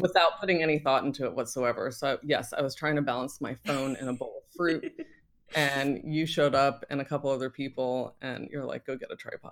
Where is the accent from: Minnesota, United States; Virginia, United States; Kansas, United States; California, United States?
Virginia, United States; Northern; moved away; also born or lived in Paris; I'm originally from Northern Virginia